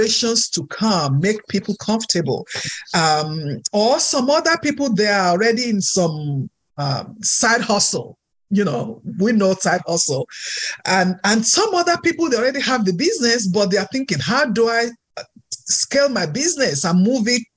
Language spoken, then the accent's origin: English; Nigeria; moved away; I'm Nigerian, so my culture is different